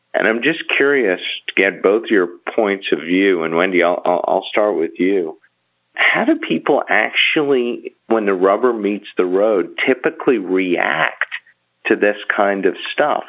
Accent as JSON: {"language": "English", "country": "Bahamas", "said": "I'm from the Bahamas, and we have, you know, a country-owned television station"}